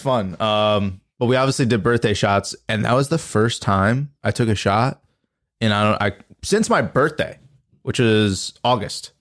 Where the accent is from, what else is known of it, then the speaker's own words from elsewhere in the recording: Albany, New York, United States; I was from Albany